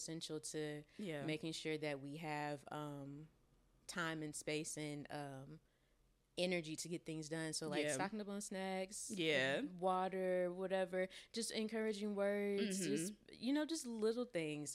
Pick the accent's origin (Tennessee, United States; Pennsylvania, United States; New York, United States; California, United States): Tennessee, United States; moved away as an adult; now in Los Angeles, United States; I'm from Tennessee